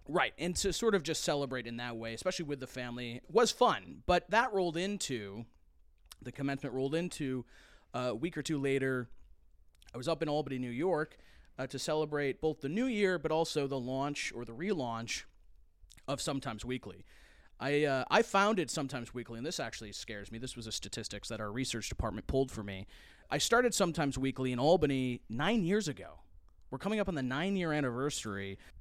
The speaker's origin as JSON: {"language": "English", "country": "United Kingdom", "moved": "yes", "lives_now": "United States", "said": "as a British person coming to the United States"}